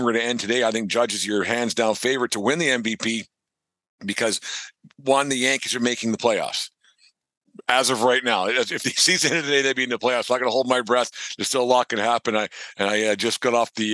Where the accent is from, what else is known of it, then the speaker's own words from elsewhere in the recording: Southern Alberta, Canada; where I grew up in Southern Alberta